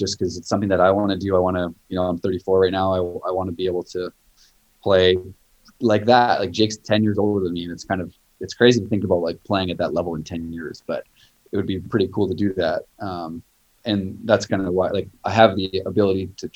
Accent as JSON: {"language": "English", "country": "Canada", "tie": "born or raised there", "moved": "yes", "lives_now": "United States", "said": "growing up in Canada"}